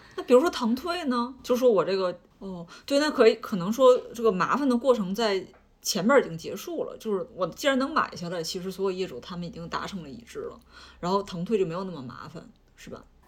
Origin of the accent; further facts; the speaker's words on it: Liaoning, China; 我是辽宁人